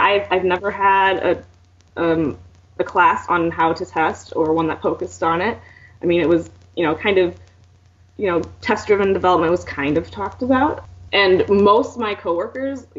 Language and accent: English; Fort Wayne, Indiana, United States; moved away; return to my hometown of Fort Wayne in Indiana and work there